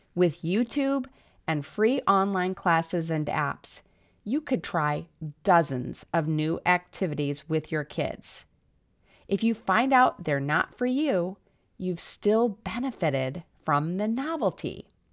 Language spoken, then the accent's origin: English; South Dakota, United States; moved away; I grew up in South Dakota, where the cold and snow had a profoundly negative effect on my mood